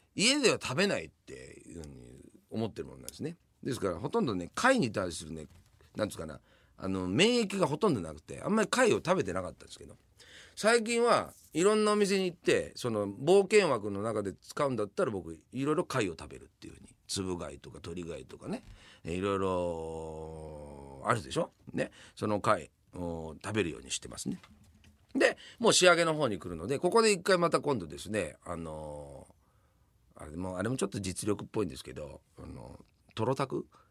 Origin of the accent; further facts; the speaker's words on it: Yamanashi, Japan; moved away as an adult; now in Tokyo, Japan; 山梨出身なんですよ。